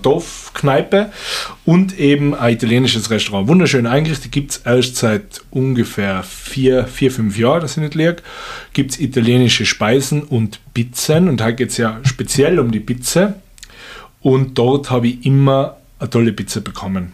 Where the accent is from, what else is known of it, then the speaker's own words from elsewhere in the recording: Stubai Valley, Tyrol, Austria; in meiner alten Heimat im Stubaital